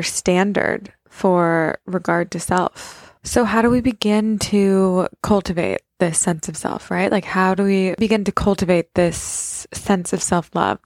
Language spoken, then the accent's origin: English; United States; I'm an American. I'm not from there.